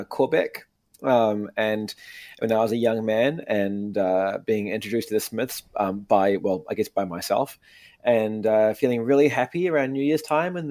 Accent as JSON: {"language": "English", "country": "New Zealand", "accent": "New Zealand", "said": "my New Zealand accent"}